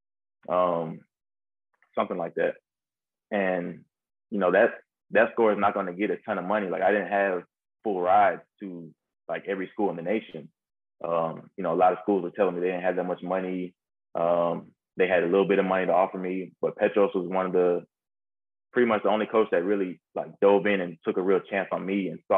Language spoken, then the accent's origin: English; Georgia, United States; I grew up in Georgia